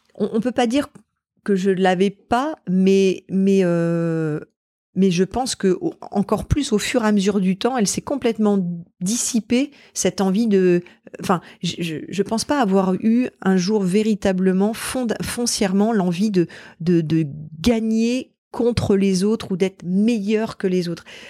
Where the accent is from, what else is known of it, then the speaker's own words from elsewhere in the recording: Normandy, France; j'ai vécu toute mon enfance en Normandie